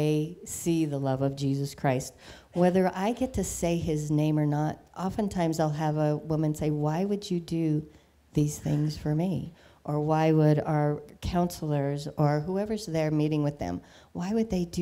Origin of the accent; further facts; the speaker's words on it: Arvada, Colorado, United States; also born or lived in Western Slope, Colorado; I grew up in Arvada, then moved to the Western Slope